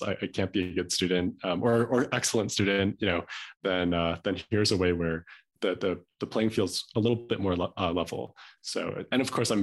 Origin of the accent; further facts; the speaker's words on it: Chicago, Illinois, United States; moved away as an adult; also born or lived in Boston / San Francisco / China / Los Angeles; now in Park City, United States; I grew up in Chicago, just a suburb out of Chicago